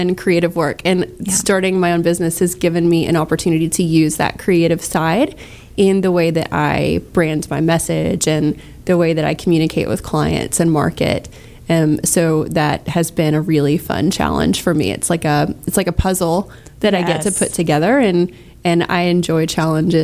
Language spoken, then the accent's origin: English; Galveston County, Texas, United States; I grew up in Galveston County, and I love the area.